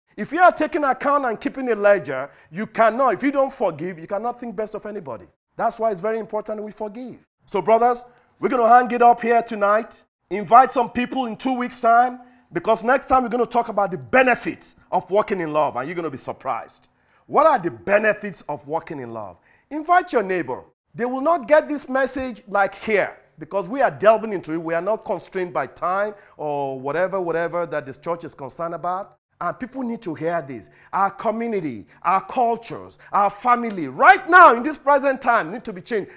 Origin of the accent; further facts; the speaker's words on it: United States; we as American